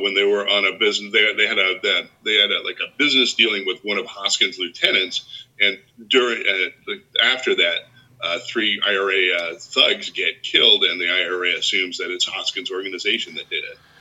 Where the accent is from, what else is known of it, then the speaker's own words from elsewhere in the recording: United States; as an American